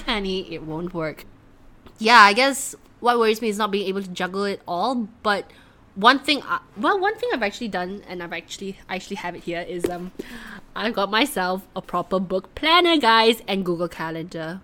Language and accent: English; Malaysia; moved away; as a Malaysian girl